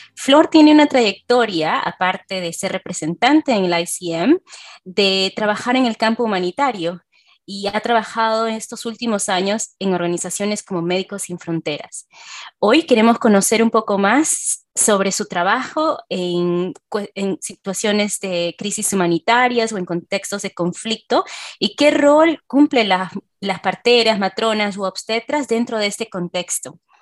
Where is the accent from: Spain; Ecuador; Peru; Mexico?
Peru; moved away; como obstetra peruana. Yo he trabajado en Perú hace muchos años